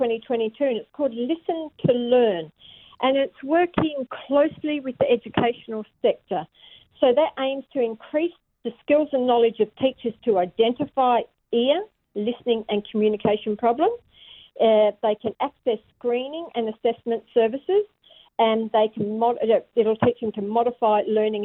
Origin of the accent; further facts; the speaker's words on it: Kalgoorlie, Western Australia, Australia; now in Perth, Australia; I'm from the Kalgoorlie area, so that's Wongatha area